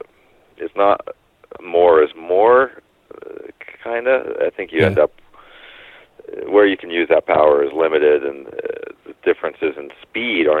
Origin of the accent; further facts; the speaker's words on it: Bend, Oregon, United States; also born or lived in Coos Bay, Oregon; growing up in Bend, Oregon